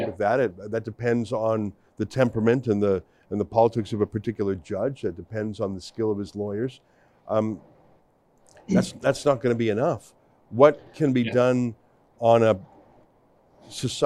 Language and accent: English; Canada; as a Canadian